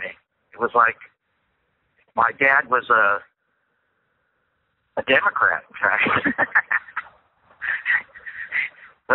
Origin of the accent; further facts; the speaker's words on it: United States; I'm an American.